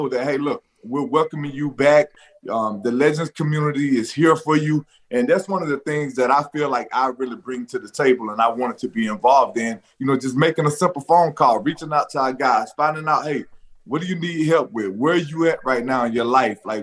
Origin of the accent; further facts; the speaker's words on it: Shellman, Georgia, United States; Growing up in Shelman, Georgia